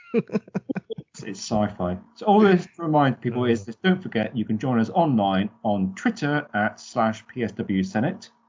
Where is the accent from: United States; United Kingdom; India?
United Kingdom; I'm, I'm British